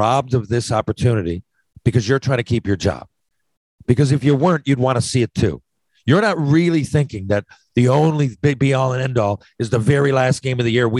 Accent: Canada; as a Canadian

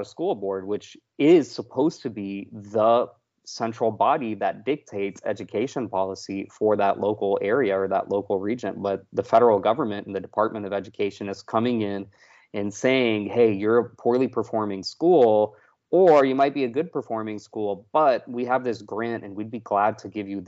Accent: Texas, United States; moved away; also born or lived in Florida; I grew up in Texas

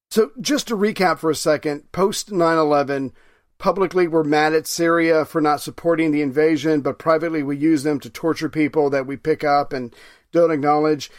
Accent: United States; as an American citizen

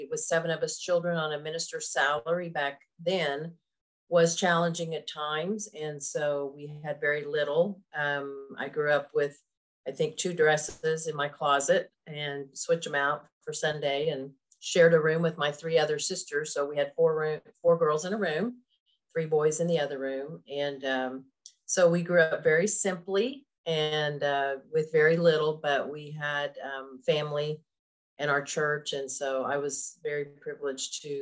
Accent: Tulsa, Oklahoma, United States; also born or lived in Oshkosh, Wisconsin; I was born in Wisconsin, Oshkosh, and moved to Oklahoma, where I live now, when I was three

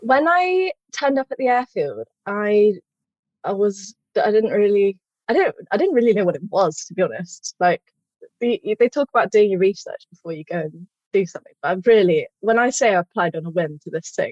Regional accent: Stroud, South West England, United Kingdom; I'm from Stroud

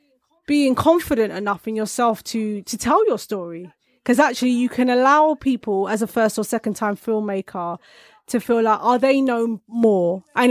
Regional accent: United Kingdom; I'm a British filmmaker. I'm a black British female filmmaker as well.

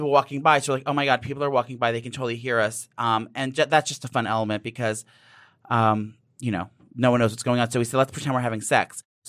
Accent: New Jersey, United States; I was born and raised in New Jersey, right outside the metropolis of New York City.

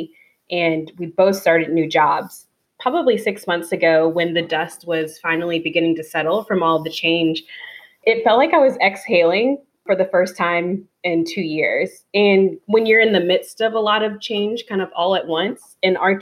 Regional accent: just outside of DC, Northern Virginia, United States; now in Atlanta, United States; Originally, I'm from Northern Virginia and grew up just outside of DC, but my husband and I live in Atlanta, Georgia now

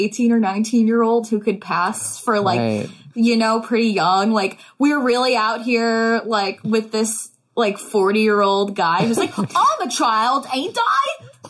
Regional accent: United States; as an American

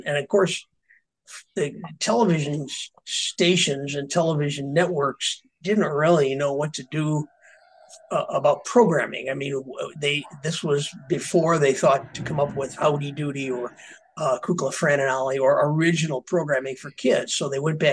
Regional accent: a very small farm town in Illinois, United States; there wasn't a whole lot to do in my town. I come from a very small farm town in Illinois

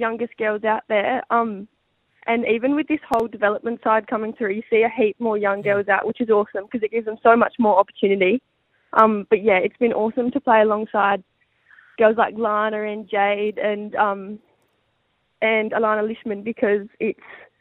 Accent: Coffin Bay, South Australia, Australia; also born or lived in Port Lincoln; Yeah, I am from Coffin Bay, so beautiful. I've been in Port Lincoln for a few years, and yeah, Coffin Bay is my home at the moment

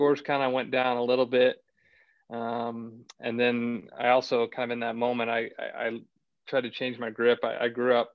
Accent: Acworth, Georgia, United States; I grew up just outside of Atlanta, kind of a small suburb called Ackworth, Georgia.

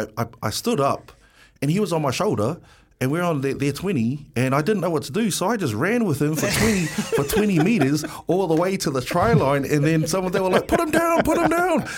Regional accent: Wellington, New Zealand; born or raised there

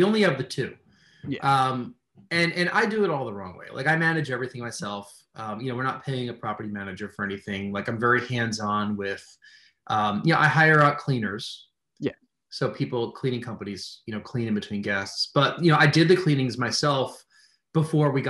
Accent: just outside New York City, United States; moved away; I'm from New York originally, but everything upstate and Western New York, you know, is just a world away from just outside New York City, which is where I'm from

